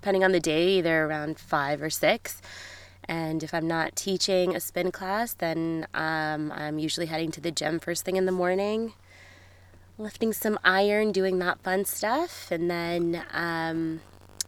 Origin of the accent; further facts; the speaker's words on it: Edmonton, Alberta, Canada; also born or lived in Australia; I grew up in Edmonton. Yeah, born and raised here.